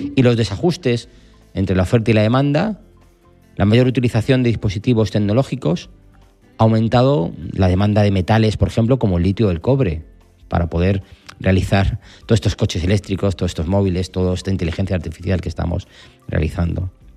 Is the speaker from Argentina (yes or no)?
no; Spain; estamos en España, somos españoles